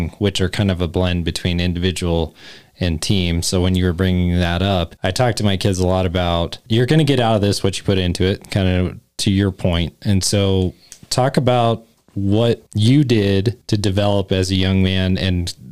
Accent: Cheyenne, Wyoming, United States; I grew up in Cheyenne, Wyoming

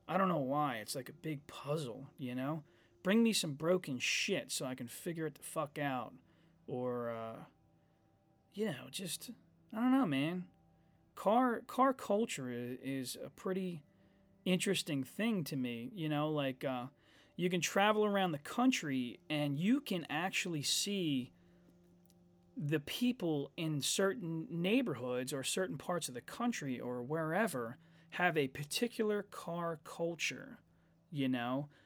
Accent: United States; I'm an American.

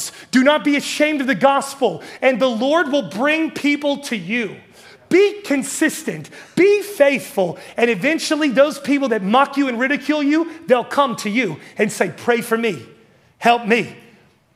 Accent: West Virginia, United States; moved away as an adult; I'm from West Virginia

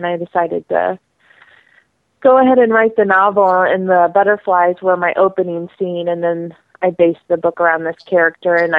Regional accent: Missouri, United States; I am an outsider. I'm actually from Missouri. I live in the St. Louis area

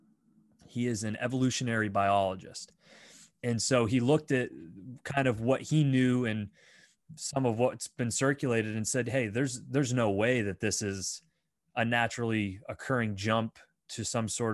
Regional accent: United States

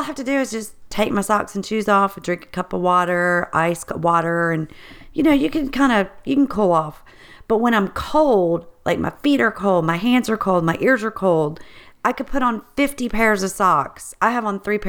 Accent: Baton Rouge, Louisiana, United States; moved away as an adult; also born or lived in Richmond, Virginia; I grew up in Louisiana in Baton Rouge

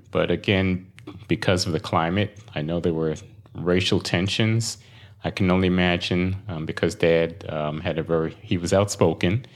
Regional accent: New York City, New York, United States; moved away as an adult; also born or lived in Saint Croix, U.S. Virgin Islands; now in Royal Palm Beach, United States; I was born in Brooklyn, New York

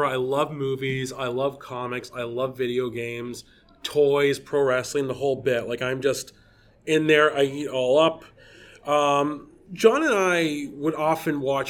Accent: Scotland, United Kingdom; moved away; also born or lived in Toronto; I am originally from Scotland

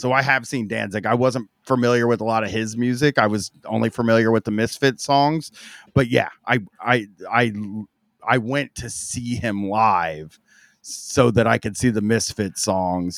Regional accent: Groveport, Ohio, United States; in Groveport where I grew up

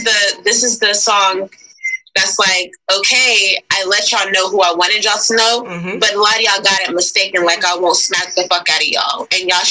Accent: Nashville, Tennessee, United States; I was put down on the West Side in the Nations.

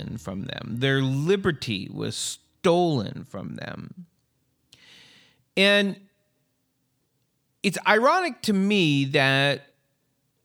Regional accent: Canada; accent: Caucasian Canadian / American; now in United States; I was born and raised in Canada and moved to the United States

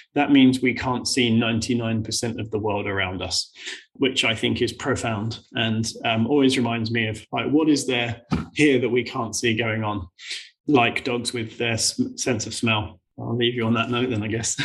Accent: United Kingdom; we're British

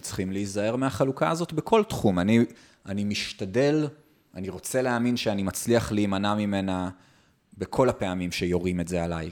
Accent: Israel; מאז שנולדתי פה

